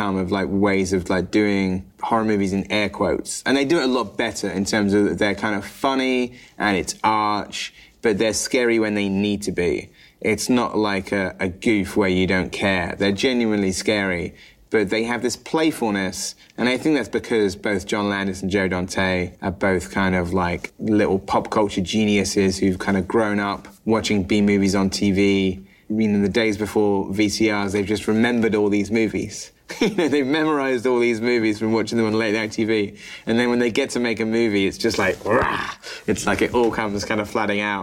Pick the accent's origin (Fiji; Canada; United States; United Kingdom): United Kingdom; as a British guy